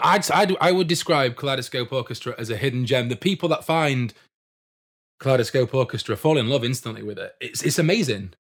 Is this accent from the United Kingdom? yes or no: yes; Doncaster, Yorkshire and the Humber, United Kingdom; I'm from Doncaster myself